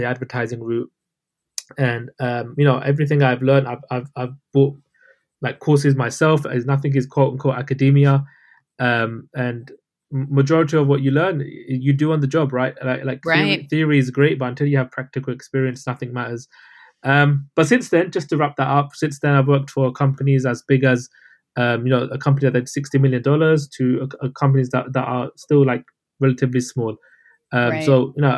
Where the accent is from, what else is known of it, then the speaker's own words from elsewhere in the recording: London, United Kingdom; I'm from London, UK. Those listening probably can tell by my accent.